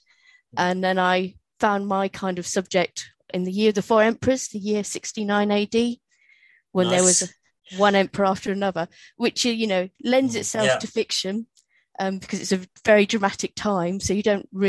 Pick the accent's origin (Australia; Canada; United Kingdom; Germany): United Kingdom; Because I'm British, they make you do Shakespeare.